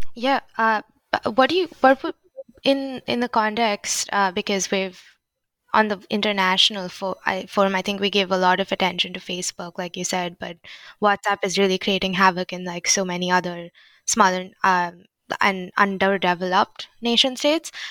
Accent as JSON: {"language": "English", "country": "India", "said": "I'm Indian"}